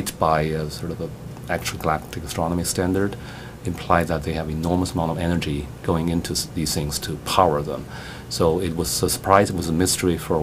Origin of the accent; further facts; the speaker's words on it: Beijing, China; moved away as an adult; also born or lived in Princeton; now in United States; I grew up as an amateur astronomer in my hometown in Beijing, China.